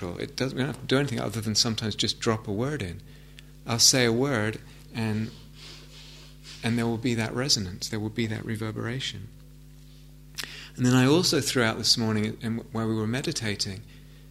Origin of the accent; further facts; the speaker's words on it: England, United Kingdom; I'm English.